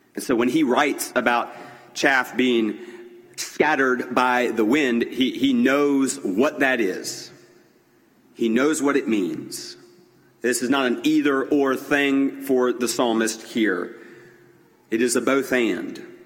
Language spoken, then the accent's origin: English; Greenville, South Carolina, United States; growing up in Greenville at John Knox Presbyterian Church in Greenville, South Carolina